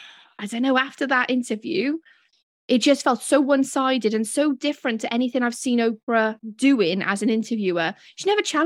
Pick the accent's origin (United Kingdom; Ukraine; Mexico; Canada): United Kingdom; Wales; accent: Welsh; I forget that I have a British accent. I'm like, my Welsh accent's doing me proud.